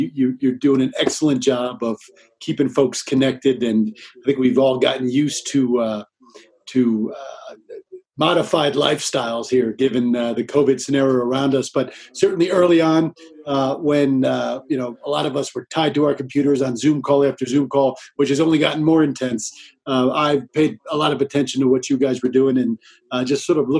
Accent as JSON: {"language": "English", "region": "New Jersey", "country": "United States", "tie": "born or raised there", "moved": "yes", "lives_now": "Colorado, United States", "said": "I grew up in New Jersey"}